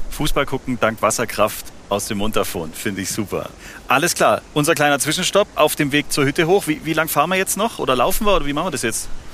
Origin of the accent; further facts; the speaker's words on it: Southern Germany, Germany; Ich komme aus dem Süden Deutschlands